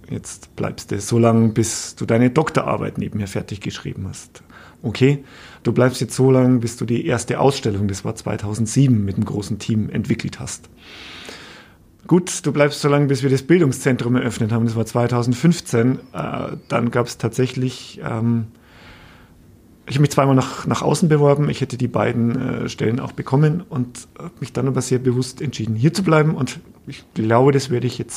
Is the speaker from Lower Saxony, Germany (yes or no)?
no; Bavaria, Germany; ich bin gebürtiger Oberpfälzer, ich komme aus der Gegend.